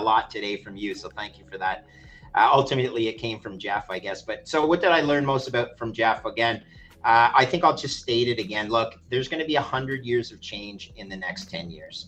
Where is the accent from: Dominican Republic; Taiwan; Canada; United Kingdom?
Canada; Montreal, Quebec; now in Toronto, Canada; I grew up in Montreal.